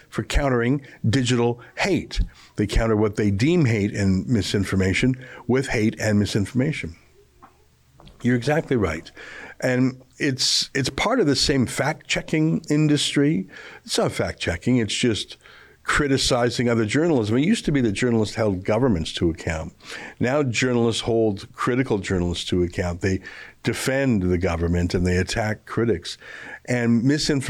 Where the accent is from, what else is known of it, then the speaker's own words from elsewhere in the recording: Canada; I was born in Canada where it's safe